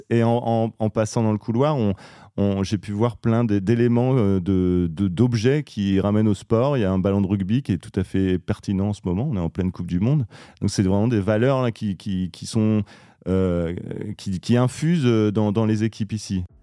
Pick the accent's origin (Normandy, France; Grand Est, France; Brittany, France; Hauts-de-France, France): Hauts-de-France, France; Lille; Je suis Lillois.